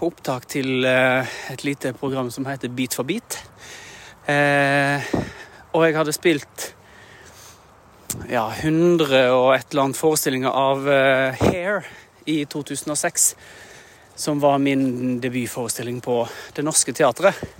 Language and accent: Norwegian; Norway; Jeg er en norsk eh, skuespiller som synger en del og bruker stemmen en del på jobb.